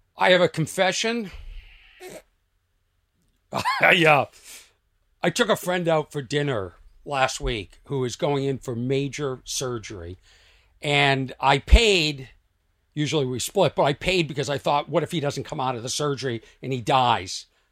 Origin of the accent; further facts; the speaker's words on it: Lexington, Massachusetts, United States; I am from Lexington, Massachusetts